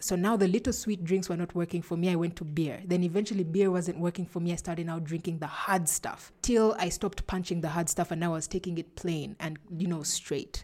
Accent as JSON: {"language": "English", "town": "Entebbe", "region": "Central Region", "country": "Uganda", "tie": "born or raised there", "also_born_or_lived": "Kampala, Uganda", "said": "I grew up in Entebbe. That's where I was born"}